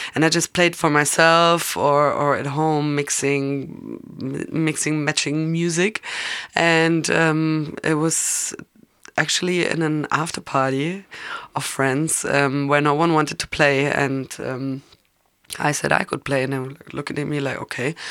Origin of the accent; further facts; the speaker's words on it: Munich, Bavaria, Germany; I'm born and raised in Munich